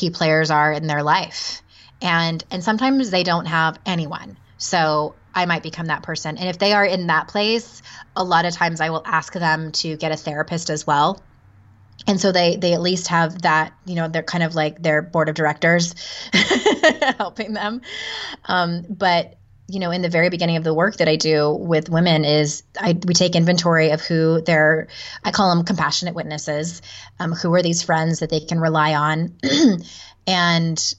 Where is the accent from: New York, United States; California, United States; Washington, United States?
California, United States; San Diego; moved away as an adult; also born or lived in Utah; I'm born and raised in San Diego.